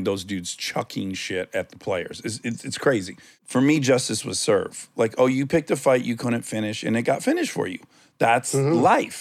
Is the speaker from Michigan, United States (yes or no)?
yes; Detroit, Michigan, United States; now in Los Angeles, United States; I'm from Detroit, 88, 89 Pistons. That was our thing